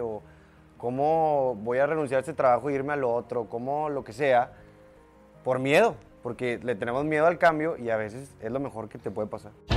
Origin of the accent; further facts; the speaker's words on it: Monterrey, Nuevo León, Mexico; De los 0 a los 18 años de mi vida en la Linda Vista